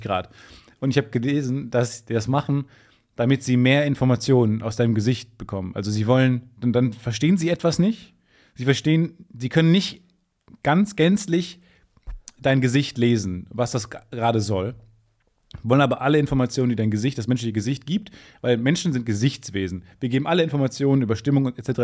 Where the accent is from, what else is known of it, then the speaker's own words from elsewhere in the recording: Dortmund, North Rhine-Westphalia, Germany; accent: Ruhrpott; moved away as an adult; now in Cologne, Germany; Ich komme aus der Ecke von Dortmund